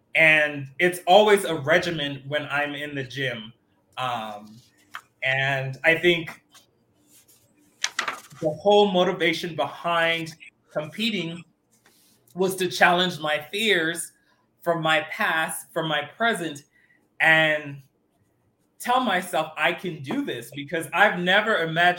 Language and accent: English; Miami, Florida, United States; I'm from Miami, and that's part of the culture down there